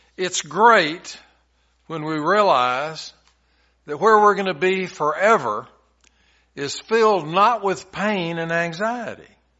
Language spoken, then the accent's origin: English; Tennessee, United States; When I was a little boy growing up in Tennessee